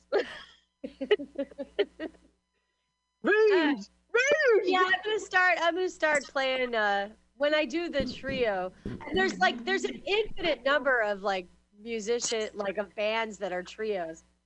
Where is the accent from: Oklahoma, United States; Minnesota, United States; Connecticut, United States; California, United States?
California, United States; San Francisco; now in Glasgow, United Kingdom; I'm from Glasgow. I live, or I'm from the, I'm from really San Francisco mostly, but in Glasgow, Scotland.